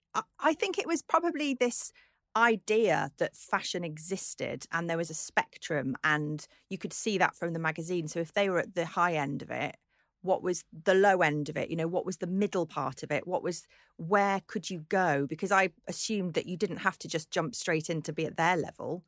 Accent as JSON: {"language": "English", "town": "Birkenhead", "region": "North West England", "country": "United Kingdom", "tie": "born or raised there", "said": "I grew up on the Wirral, not that far from where you grew up."}